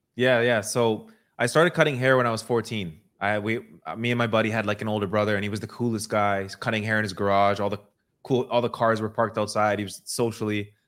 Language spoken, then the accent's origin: English; Toronto, Ontario, Canada; I grew up in Toronto and I was cutting hair